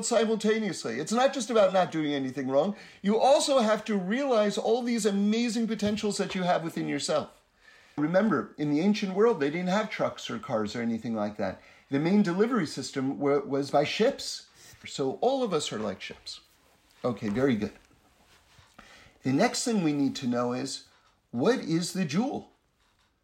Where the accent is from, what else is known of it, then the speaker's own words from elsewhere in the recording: United States; for those of us growing up in America